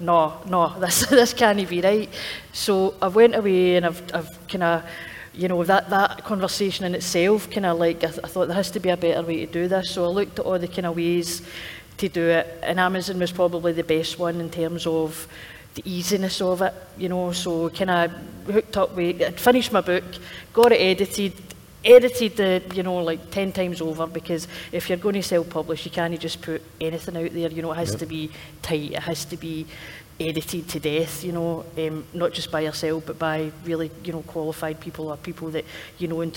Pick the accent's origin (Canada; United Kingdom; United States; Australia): United Kingdom; East Kilbride, Scotland; now in Glasgow, United Kingdom; I grew up in East Kilbride, but I've been living in Glasgow for the last 15 years